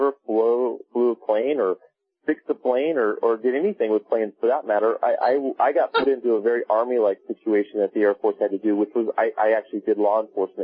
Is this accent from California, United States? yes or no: yes; Laguna Beach, California, United States; I grew up in Laguna Beach, California